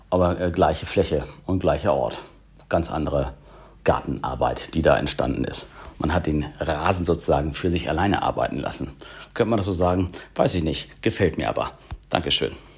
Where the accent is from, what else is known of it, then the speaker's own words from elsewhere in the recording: a suburb of Hamburg, Germany; Ich bin im Vorort von Hamburg äh, groß geworden